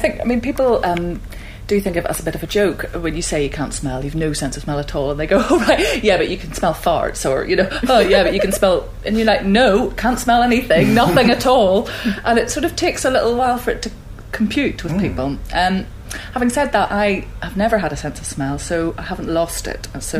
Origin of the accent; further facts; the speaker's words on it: Belfast, Northern Ireland, United Kingdom; moved away; also born or lived in Netherlands; people at home are constantly complaining that I've lost my accent, but it's been whittled away over the years of living, well, just living away from Northern Ireland, because I lived in Holland